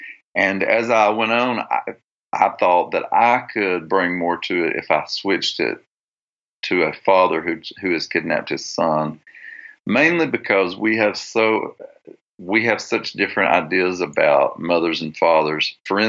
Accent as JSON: {"language": "English", "region": "the South", "country": "United States", "said": "no matter where I go in the world, if I tell them I'm from the South, and then if I would say I'm Christian, a lot of people would have an instant idea."}